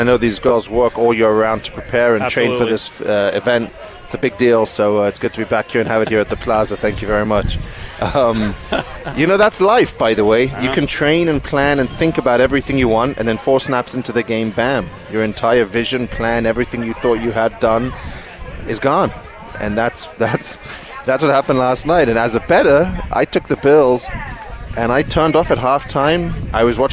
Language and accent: English; England, United Kingdom; I'm English